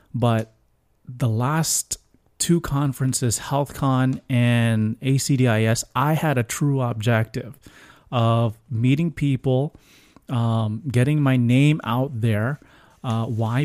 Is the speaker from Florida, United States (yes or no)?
yes; Florida, United States; I'm from Florida